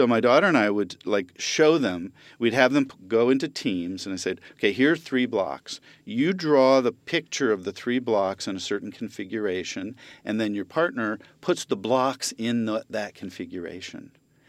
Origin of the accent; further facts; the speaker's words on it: Japan; born there; I was born in Japan, and then we moved a lot in my life. And then I was in Japan for my junior high school years again.